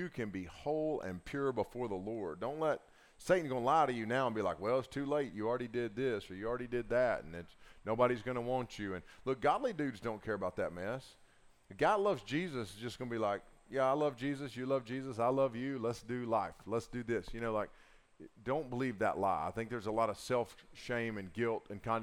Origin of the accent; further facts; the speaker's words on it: Southern Appalachia, United States; accent: Southern Appalachian; my Southern Appalachian enunciation